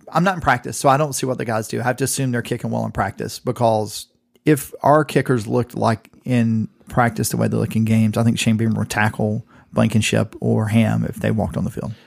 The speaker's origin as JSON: {"language": "English", "region": "Southeast Georgia", "country": "United States", "also_born_or_lived": "Illinois", "moved": "yes", "said": "I'm from Southeast Georgia. It's only an hour from my parents' house"}